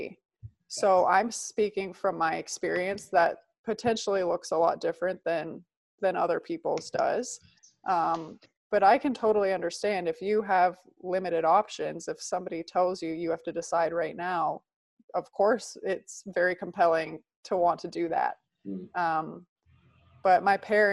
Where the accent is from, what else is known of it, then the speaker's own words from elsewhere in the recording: outside of Toronto, Ontario, Canada; moved away as an adult; also born or lived in Italy; So I grew up in Canada. I was living outside of Toronto